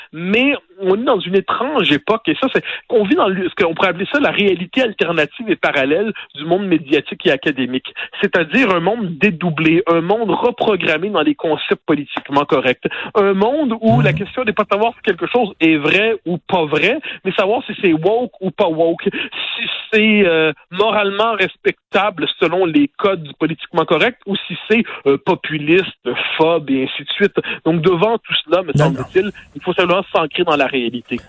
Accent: Quebec, Canada; on est passé de Français à Canadiens, à Canadiens français, à Québécois

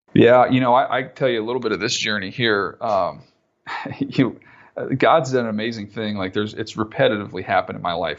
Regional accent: San Diego, California, United States; I grew up in San Diego

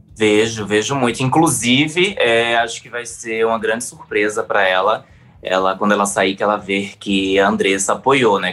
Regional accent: Northeast Region, Brazil; eu sou gay, sou nordestino

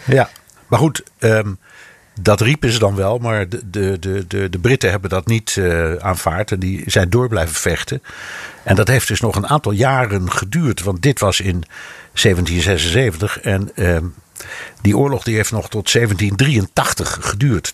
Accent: Netherlands; moved away; also born or lived in United States; ik als echte Hollander

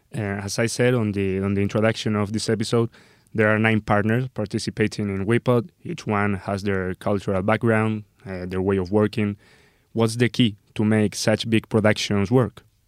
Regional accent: Puertollano, Castilla-La Mancha, Spain; now in Madrid, Spain; I'm originally from Puerto Llano, which is a small town towards the south of Spain

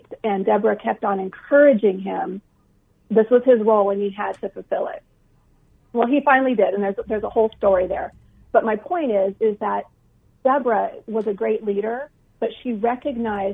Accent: Iowa, United States; now in Phoenix, United States; I grew up in Iowa

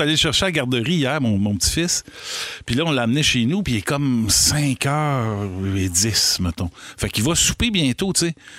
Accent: Rigaud, Quebec, Canada; chez nous à Rigaud

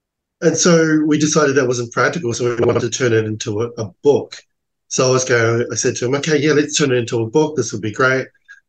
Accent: Australia; Because I grew up in Australia, I didn't know the culture at all, besides what we see in tourism ads.

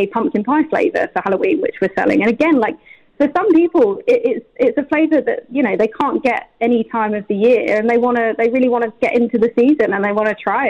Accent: United Kingdom; now in United Arab Emirates; I think I'm a British chocolate girl at heart, just because of my where I grew up.

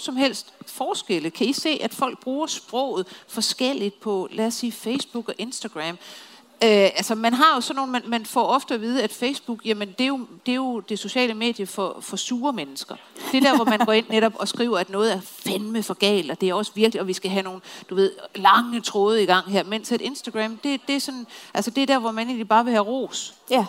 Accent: Copenhagen, Capital Region of Denmark, Denmark; som københavner

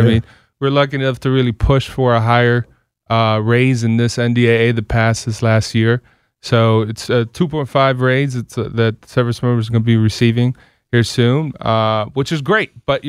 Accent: Silver Spring, Maryland, United States; I'm one of those rare locals, so I grew up here in Silver Spring, Maryland.

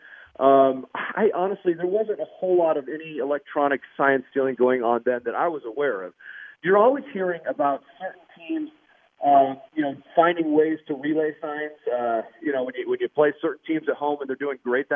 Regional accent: Denver, Colorado, United States; the neighborhood we grew up in Willow Creek, back in South Denver

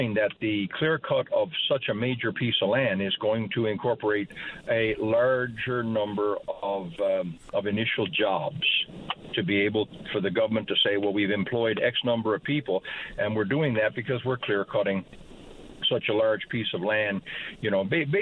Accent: Grand Falls-Windsor, Newfoundland and Labrador, Canada; I grew up in Grand Falls

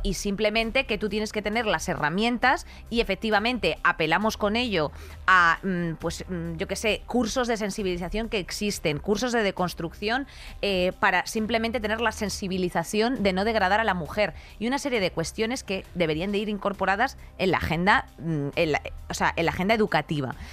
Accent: Spain; Como mujer, como española, como madre, como hermana

